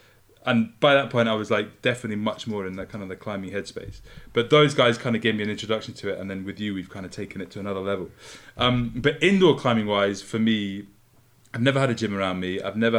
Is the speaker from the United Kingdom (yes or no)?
yes; Scotland, United Kingdom; moved away as an adult; I grew up in Scotland. So we like skied since I was like the age of like 8 or 9 or something like that.